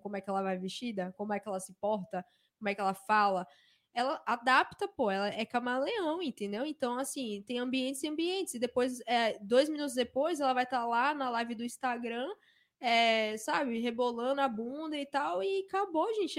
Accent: Salvador, Bahia, Brazil; eu vim de Salvador

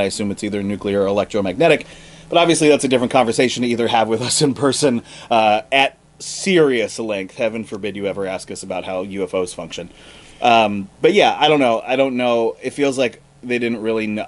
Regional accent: Montana, United States; moved away; I'm originally from Montana

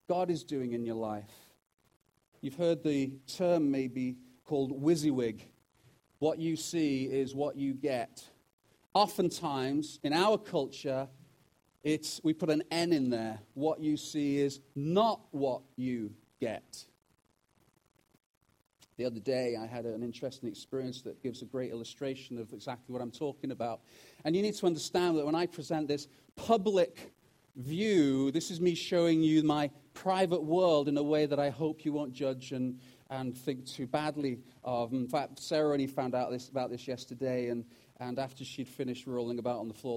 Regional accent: United Kingdom; also born or lived in Wales; now in Canada; as a Brit who's also now Canadian

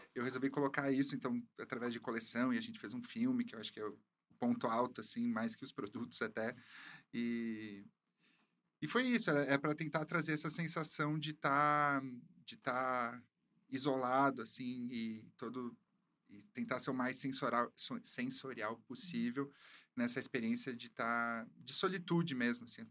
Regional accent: Caxias do Sul, Rio Grande do Sul, Brazil; eu sou de Caxias do Sul, no né? Rio Grande do Sul

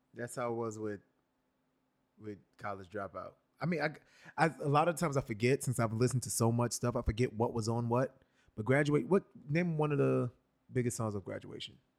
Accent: New York City, New York, United States; born and raised in New York born in Brooklyn, raised in Brooklyn for a while, then raised in the lower part of Manhattan, the West Village, and then back to Brooklyn

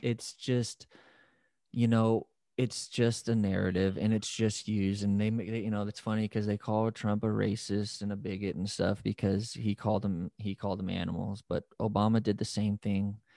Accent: United States; We're all Americans, we're all Americans

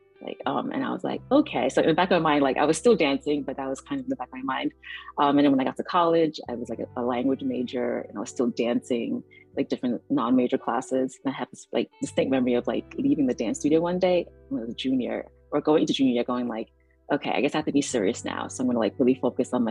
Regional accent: New York City, New York, United States; moved away as an adult; also born or lived in Rockland County, New York; now in Washington, D.C., United States; I grew up in New York City

